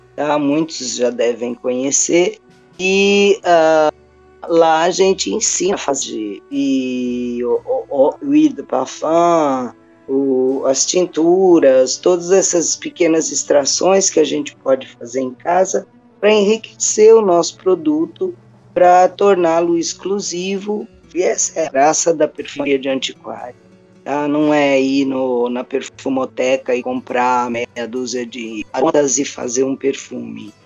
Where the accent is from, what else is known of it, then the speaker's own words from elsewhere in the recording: São Paulo, Brazil; moved away as an adult; now in Cambuquira, Brazil; eu sou de São Paulo